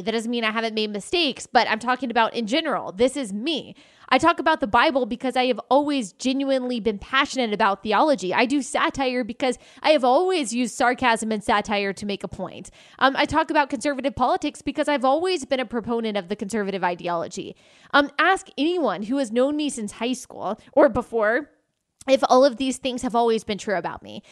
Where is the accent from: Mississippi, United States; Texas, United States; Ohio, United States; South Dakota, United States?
Texas, United States; I was raised in Texas